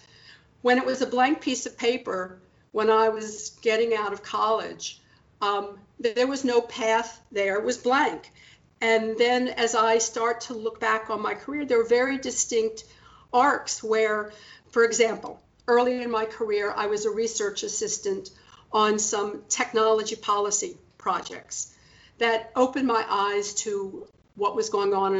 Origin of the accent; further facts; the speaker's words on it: Washington, District of Columbia, United States; I was born in Washington, D.C., and it was really formative in my life, and I'm very proud to be a native Washingtonian